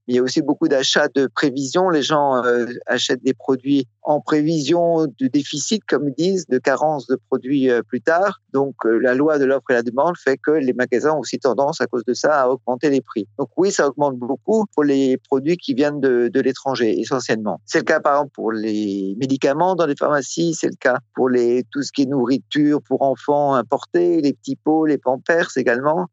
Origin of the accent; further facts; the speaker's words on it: France; now in Russia; en tant que Français habitant en Russie